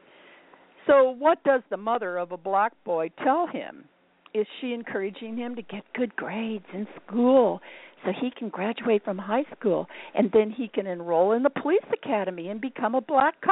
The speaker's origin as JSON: {"language": "English", "town": "Indianapolis", "region": "Indiana", "country": "United States", "said": "I'm from Indianapolis"}